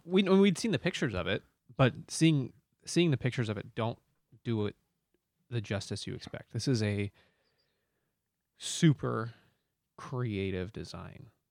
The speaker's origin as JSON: {"language": "English", "country": "United States", "said": "I'm American"}